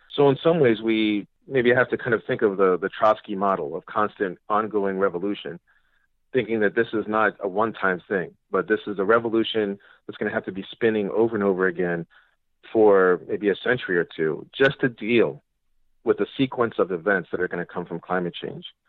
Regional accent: New York City, New York, United States; I'm a New Yorker and I was here during 9 11.

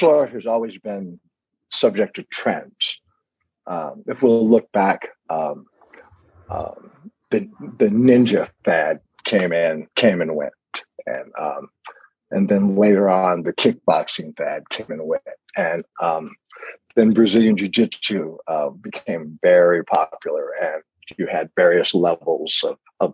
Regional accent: United States; now in Colorado, United States; I'm an American

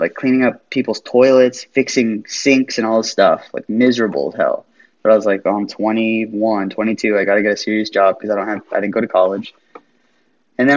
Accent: United States; moved away; also born or lived in Las Vegas, Nevada / California / East Coast; I was raised in like Las Vegas and California and surrounding areas like

